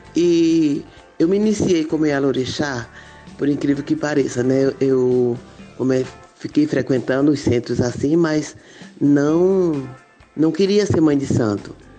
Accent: Arapiraca, Alagoas, Brazil; now in Maceió, Brazil; eu nasci em Arapiraca, sou neta de uma família de 114 netos, é muita gente, né? E 68 bisnetos. É, me criei até os 14 anos em Arapiraca, depois vim para Maceió estudar

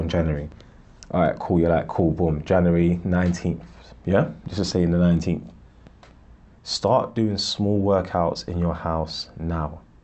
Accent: Ghana; I'm from Ghana

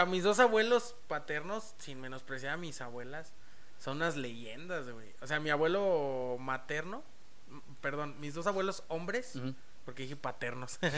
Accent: San Luis Potosí, Mexico; also born or lived in Mexico City; yo prácticamente soy potosino. Nací en Ciudad de México, pero prácticamente soy potosino. Llegué aquí a la edad de seis meses de bebé

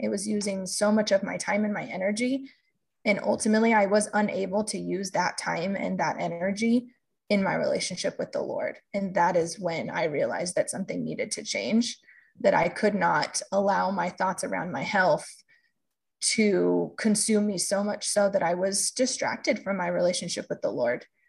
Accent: California, United States; also born or lived in Boston, Massachusetts; now in Kansas, United States; I grew up in California and also lived in Boston for a period of time

